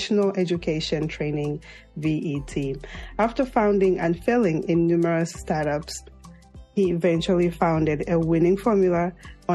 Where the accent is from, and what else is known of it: Zambia; moved away